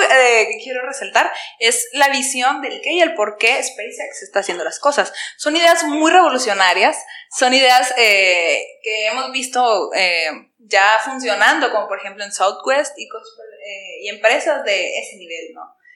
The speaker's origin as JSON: {"language": "Spanish", "country": "Mexico", "said": "nosotros como mexicanos"}